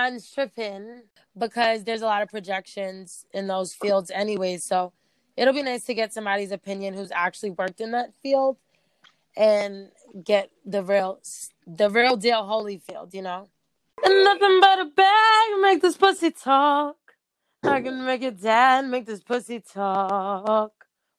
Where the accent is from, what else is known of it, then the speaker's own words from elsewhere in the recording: United States; Okay, let me go back to being American.